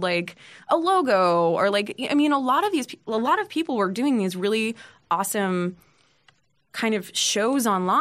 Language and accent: English; Lowell, Massachusetts, United States; also born or lived in Los Angeles / San Francisco; now in New York, United States; I am from Lowell, Massachusetts.